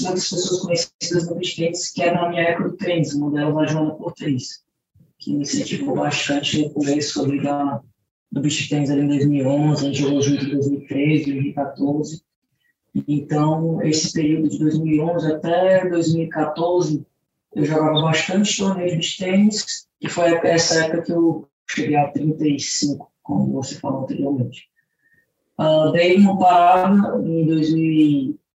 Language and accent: Portuguese; Fortaleza, Ceará, Brazil; moved away as an adult; also born or lived in United States; fiquei em Fortaleza, que é a cidade onde eu nasci e onde eu moro atualmente também